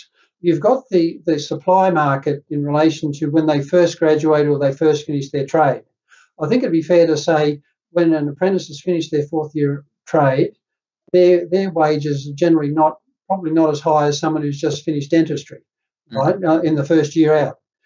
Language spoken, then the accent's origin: English; Netherlands; now in New South Wales, Australia; I'm from Holland